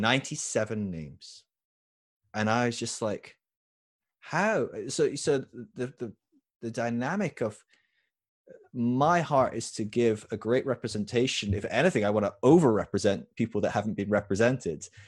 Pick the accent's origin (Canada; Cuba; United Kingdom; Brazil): United Kingdom; moved away as an adult; also born or lived in California; I was from the U K